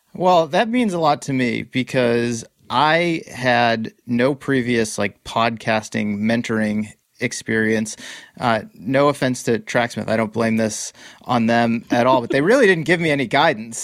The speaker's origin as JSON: {"language": "English", "region": "Massachusetts", "country": "United States", "tie": "born or raised there", "also_born_or_lived": "Boston", "moved": "yes", "lives_now": "California, United States", "said": "I grew up in Massachusetts, I now live in California."}